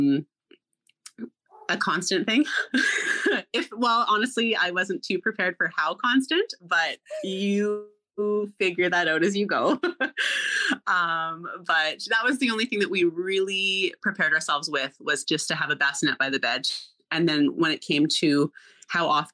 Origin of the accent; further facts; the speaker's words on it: Canada; also born or lived in Alberta; I am from Canada. I live in Alberta